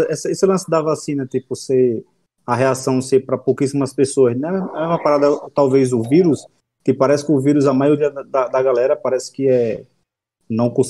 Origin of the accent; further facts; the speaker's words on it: Alagoas, Brazil; now in São Paulo, Brazil; em Alagoas, na minha terra